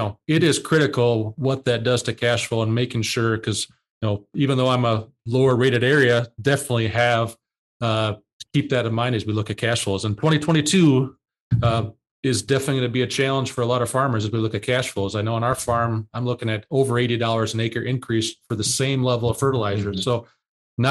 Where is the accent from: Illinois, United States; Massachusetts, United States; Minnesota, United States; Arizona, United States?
Minnesota, United States; Southern; I'm from Southern Minnesota